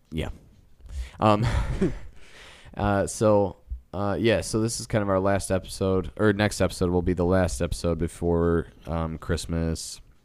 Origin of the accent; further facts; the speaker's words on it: Midwest of the United States, United States; We're from the Midwest of the United States.